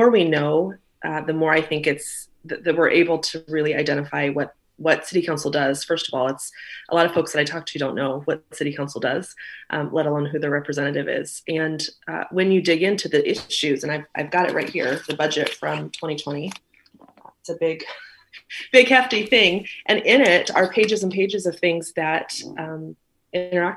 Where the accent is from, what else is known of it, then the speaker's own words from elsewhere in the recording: North Platte, Nebraska, United States; also born or lived in Omaha, Nebraska; We born and raised in North Platte, and then moved to Omaha as I think I was 12-ish or something